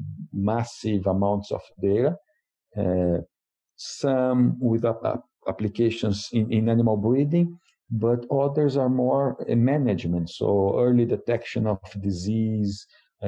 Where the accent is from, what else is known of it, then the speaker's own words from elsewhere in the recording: Brazil; moved away as an adult; now in Madison, United States; I'm originally from Brazil